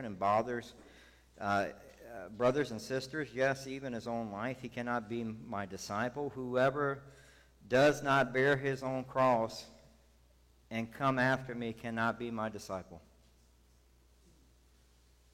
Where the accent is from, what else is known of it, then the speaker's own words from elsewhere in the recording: the South, United States; now in San Antonio, United States; I grew up in the South